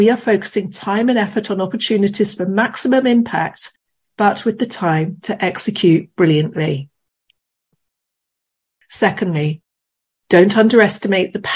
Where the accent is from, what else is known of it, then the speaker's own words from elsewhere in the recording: United Kingdom; as a Brit